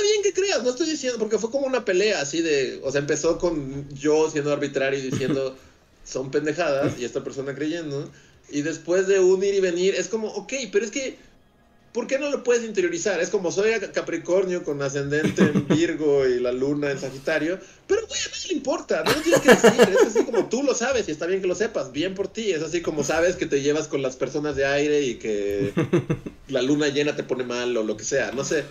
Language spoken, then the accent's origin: Spanish; Mexico; mexicanos, o sea, todos tenemos un poco, o sea, igual y como de español y un poco también de indígena